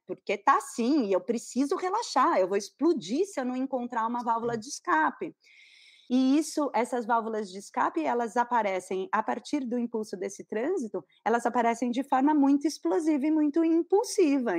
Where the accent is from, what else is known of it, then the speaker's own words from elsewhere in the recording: São Paulo, Brazil; now in Florianópolis, Brazil; eu sou paulista, mas eu moro em Floripa.